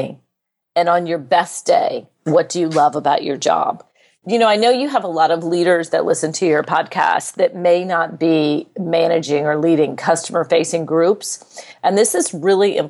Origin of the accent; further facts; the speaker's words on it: United States; I'm an American